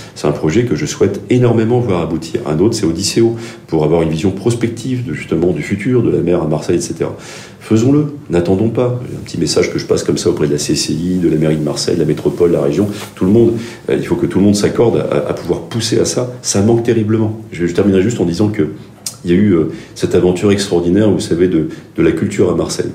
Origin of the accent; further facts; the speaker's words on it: Gabon; moved away; j'ai grandi au Gabon